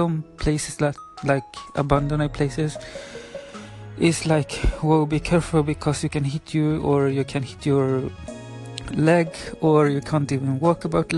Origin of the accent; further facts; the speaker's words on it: Sweden; first language Spanish; English is a second language; I'm 27 years old from Sweden, but my parents are from Chile, from Valparaiso, the paradise city, it's in English. And yeah, my first language is Spanish, of course, and my second language is Swedish